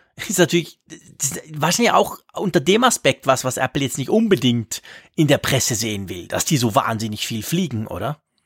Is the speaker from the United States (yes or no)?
no; Switzerland; als Schweizer